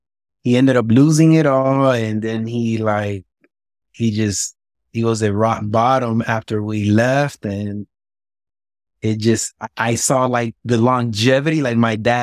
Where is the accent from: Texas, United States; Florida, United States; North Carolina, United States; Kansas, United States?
Florida, United States; Miami; Man, I mean, it was tough. I had a very rough upbringing. I seen it all before age of 10. I saw it all. When I was born in Miami, I was really poor.